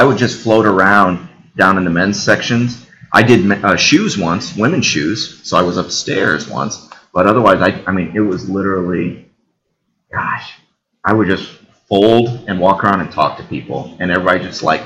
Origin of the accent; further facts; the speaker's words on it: New Haven, Indiana, United States; also born or lived in Bloomington, Indiana; I grew up in New Haven